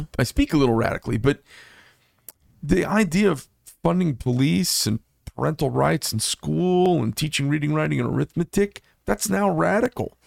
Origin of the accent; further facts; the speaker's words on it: Scottsdale, Arizona, United States; I grew up in Scottsdale when it was a horsey, it was a horsey town